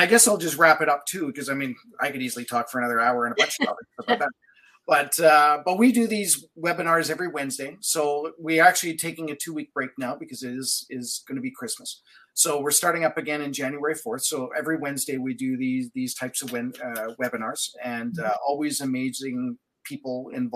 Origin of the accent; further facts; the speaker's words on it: Manitoba, Canada; now in Alberta, Canada; I'm from Manitoba originally. I've been out here since 96. So basically I'm definitely an Albertan by now